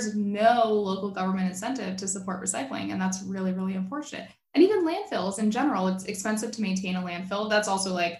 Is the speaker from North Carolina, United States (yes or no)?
no; South Florida, United States; I grew up in South Florida